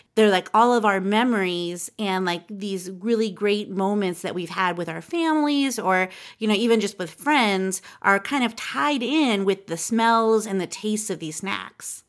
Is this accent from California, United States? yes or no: yes; Southern California, United States; I'm a Southern California kid, too. I grew up in SoCal